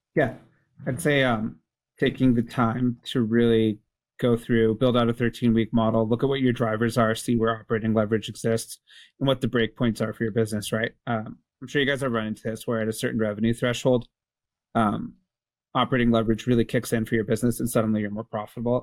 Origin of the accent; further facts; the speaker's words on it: Canada; I'm Canadian